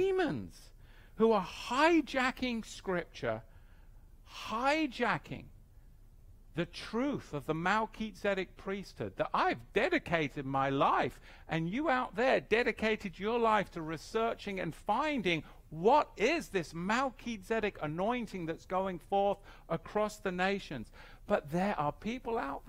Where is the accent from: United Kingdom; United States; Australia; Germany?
United Kingdom; England; I grew up in England